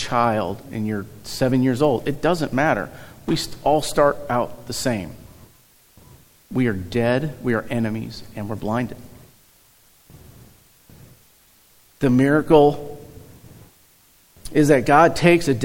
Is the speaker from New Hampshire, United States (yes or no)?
no; Eureka, Missouri, United States; also born or lived in St. Louis, Missouri; I was born in St. Louis. We moved to Eureka when I was probably 3-4-ish years old